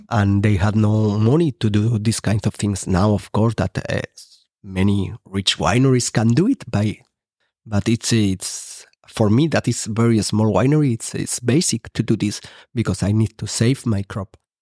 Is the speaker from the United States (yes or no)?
no; Rubielos de Mora, Aragon, Spain; English is a second language; planting, um, a few hectares in my hometown